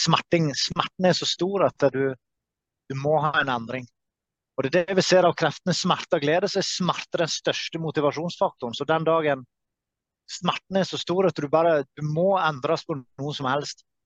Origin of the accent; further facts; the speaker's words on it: Norway; fra Norge